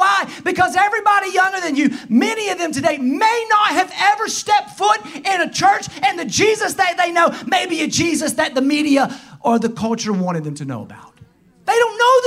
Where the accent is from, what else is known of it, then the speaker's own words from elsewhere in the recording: the South, United States; accent: strong southern; my strong southern accent